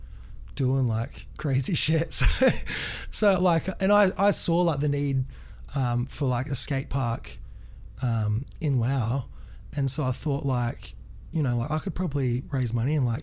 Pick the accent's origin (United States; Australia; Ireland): Australia; Broken Hill, New South Wales; moved away; also born or lived in Thailand; I've grown up in Broken Hill, which is, like, it's a pretty isolated sort of area in Australia